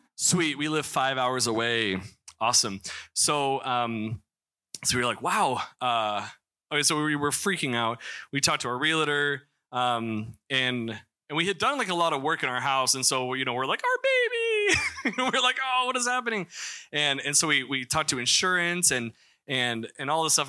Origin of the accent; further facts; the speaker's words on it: Missouri, United States; moved away; I'm from Missouri